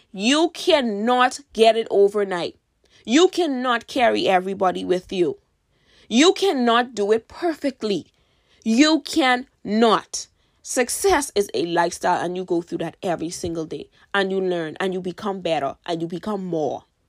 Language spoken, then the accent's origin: English; Bahamas; I'm from the Bahamas, by the way, and in my country